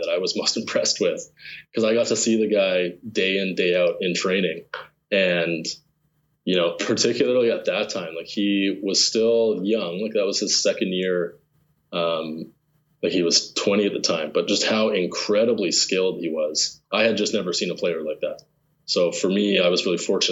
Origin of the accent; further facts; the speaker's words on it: Lethbridge, Alberta, Canada; I grew up in Lethbridge